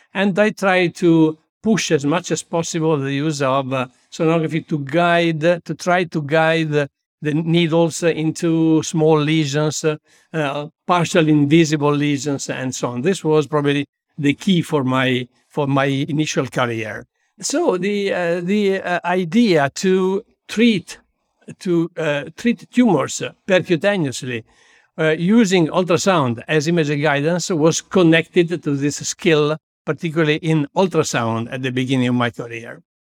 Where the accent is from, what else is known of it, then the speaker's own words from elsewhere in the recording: Busto Arsizio, Lombardy, Italy; also born or lived in Milan; I was born in Bustos, Sitio, a small town twenty-five kilometers far from Milan, near Malpensa Airport